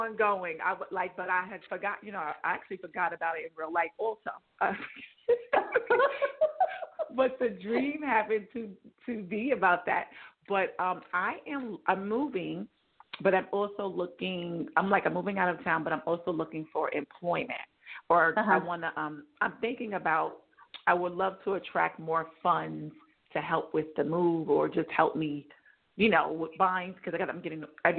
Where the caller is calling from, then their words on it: New York, United States; I'm in New York.